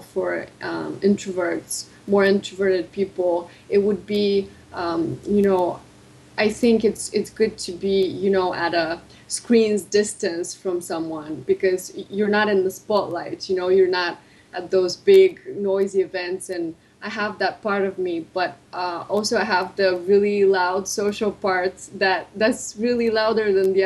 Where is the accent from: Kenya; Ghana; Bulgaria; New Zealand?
Bulgaria; moved away as an adult; also born or lived in Rome / England / United States; Right now I'm in Bulgaria. I was born and raised here.